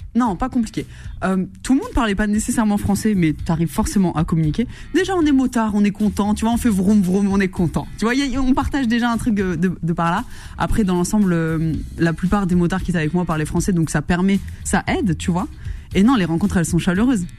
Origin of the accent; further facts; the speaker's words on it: Verdun, Grand Est, France; moved away; je suis originaire de Lorraine plus précisément de Meuse. J'ai grandi à Verdun